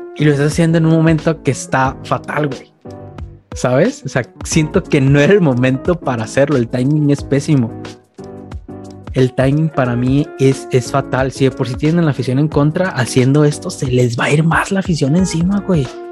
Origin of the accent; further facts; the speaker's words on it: Guadalajara, Jalisco, Mexico; soy de Guadalajara y conozco más afición atlista